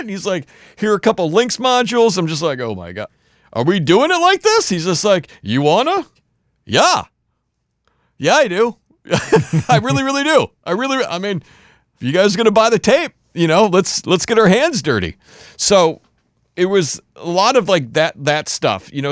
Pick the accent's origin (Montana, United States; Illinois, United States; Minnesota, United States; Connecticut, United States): Minnesota, United States; Warroad; I grew up in this very small town in Minnesota called Warroad, Minnesota